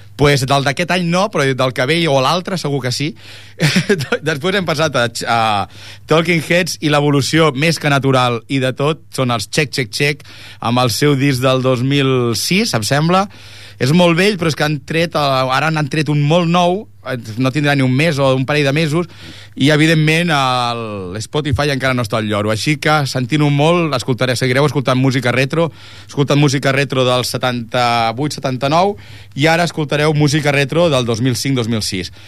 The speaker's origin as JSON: {"language": "Catalan", "town": "Ripollet", "region": "Catalonia", "country": "Spain", "said": "nosaltres som de Ripollet"}